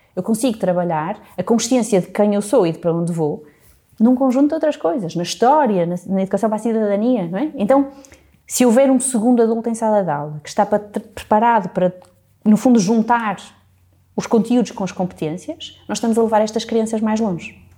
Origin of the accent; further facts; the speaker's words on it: Porto, Norte, Portugal; moved away as an adult; also born or lived in England; eu nasci aqui no Porto